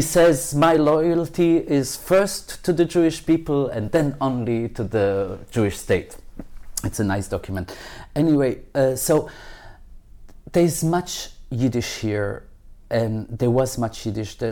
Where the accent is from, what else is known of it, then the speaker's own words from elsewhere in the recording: Belgium; now in Israel; I wasn't born here. I was born in Belgium